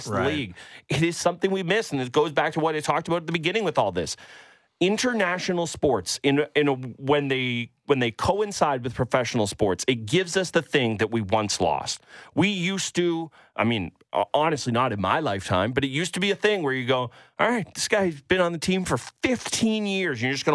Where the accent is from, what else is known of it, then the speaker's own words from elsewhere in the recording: Canada; Might have been born in the country of Canada, but I was born in Leafs Nation